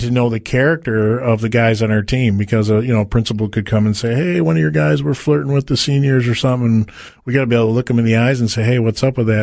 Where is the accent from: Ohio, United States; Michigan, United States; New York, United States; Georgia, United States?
Michigan, United States; Detroit; I was born and raised in Detroit, Michigan